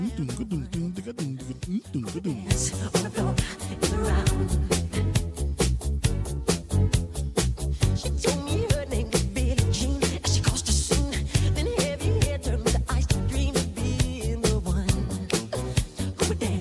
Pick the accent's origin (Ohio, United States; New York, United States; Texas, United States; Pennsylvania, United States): New York, United States; New York City; also born or lived in Trinidad and Tobago; I'm a kid from Brooklyn with Trinidad ties, Trinidad roots